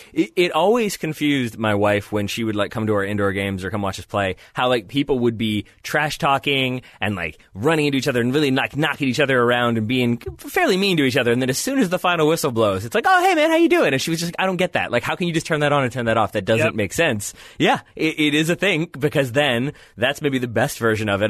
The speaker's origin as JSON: {"language": "English", "country": "United States", "said": "being an American"}